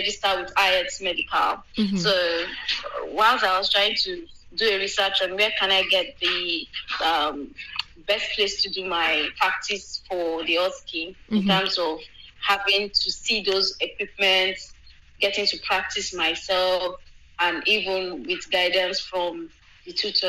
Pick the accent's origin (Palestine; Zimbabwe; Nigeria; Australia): Nigeria; moved away as an adult; now in United Kingdom; before I moved away from Nigeria